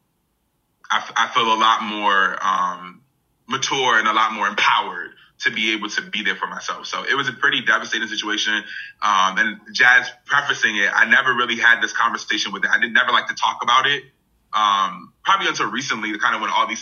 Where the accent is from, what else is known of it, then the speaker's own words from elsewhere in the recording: Hartford, Connecticut, United States; growing up in Hartford, Connecticut, which is, you know, an urban area